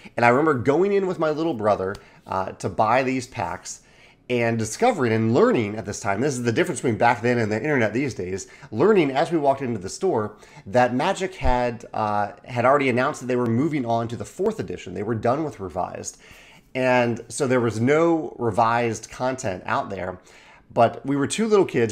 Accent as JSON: {"language": "English", "town": "Chesterfield", "region": "Virginia", "country": "United States", "tie": "born or raised there", "said": "I grew up in Chesterfield, Virginia, Richmond, Virginia area"}